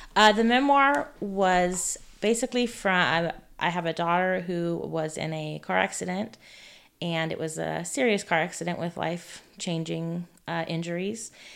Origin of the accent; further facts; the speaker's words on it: California, United States; now in Neodesha, Kansas, United States; I am originally from California.